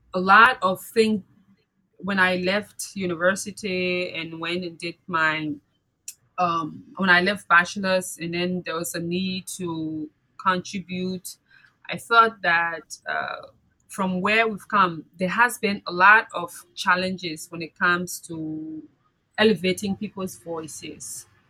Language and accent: English; Liberia; my experiences from growing up in Liberia